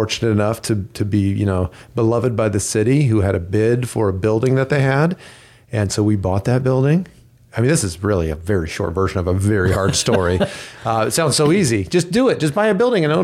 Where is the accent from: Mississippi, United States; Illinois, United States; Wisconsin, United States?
Illinois, United States; now in Chandler, United States; I'm from Illinois